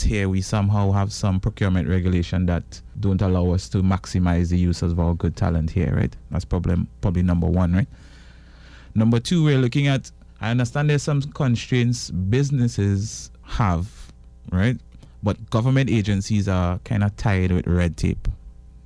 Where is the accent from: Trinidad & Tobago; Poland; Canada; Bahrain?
Trinidad & Tobago; Tobago; I'm from Tobago